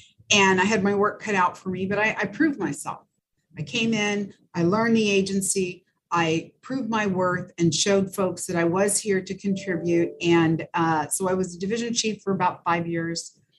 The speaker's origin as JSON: {"language": "English", "country": "France", "tie": "born there", "moved": "yes", "said": "And then the fact that, you know, I was born in France. My dad met my mom when he was stationed there, and we moved somewhat, but didn't move a lot."}